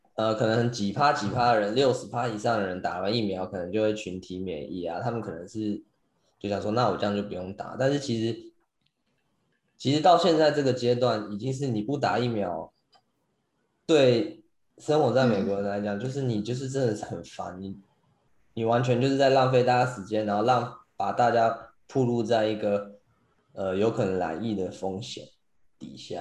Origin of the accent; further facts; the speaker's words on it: Taiwan; moved away; 身为一个台湾人